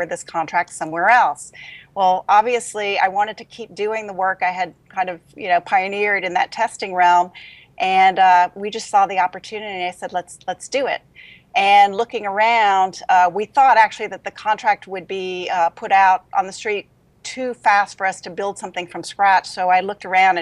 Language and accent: English; Louisiana, United States; moved away as an adult; also born or lived in Denver; now in Huntsville, United States; I'm from Louisiana